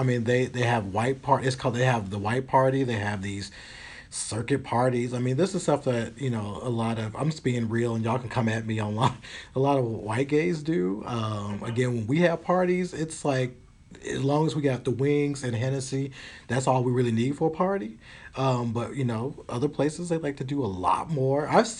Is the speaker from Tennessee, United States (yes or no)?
yes; Tennessee, United States; I've come from I came from Tennessee where people were, you had to go on the corner or they go behind Kroger's to do it.